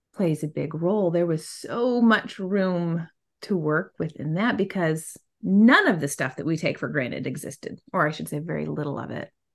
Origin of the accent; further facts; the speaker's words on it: Southwest, United States; I come from the Southwest. I mean, my river was the Rio Grande